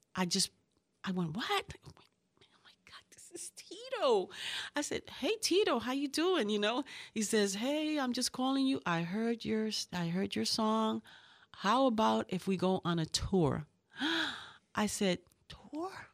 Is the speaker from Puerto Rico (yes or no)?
yes; Puerto Rico; moved away; also born or lived in Bronx, New York / Ponce, Puerto Rico; I'm from New York, from the Bronx. And, um, I, um, I was raised in Puerto Rico. My parents are from Puerto Rico, from Ponce.